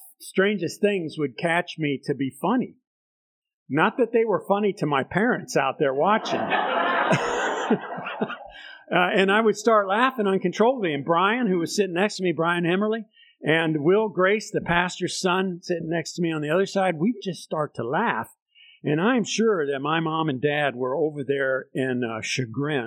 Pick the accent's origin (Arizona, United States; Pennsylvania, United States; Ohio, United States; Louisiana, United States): Pennsylvania, United States; Bethlehem; grew up in the Methodist Church, United Methodist Church in Southside Bethlehem